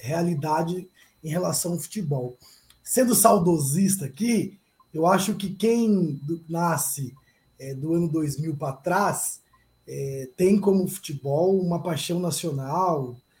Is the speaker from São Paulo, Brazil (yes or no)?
yes; Sorocaba, São Paulo, Brazil; São Bentista, que é o time da minha terra aqui